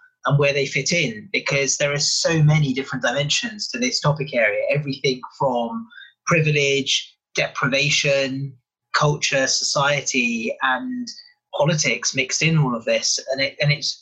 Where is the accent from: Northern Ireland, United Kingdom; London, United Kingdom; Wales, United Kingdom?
London, United Kingdom; also born or lived in Africa; So I grew up in originally in West London, lived in Africa for a little while, and then spent most of my life in London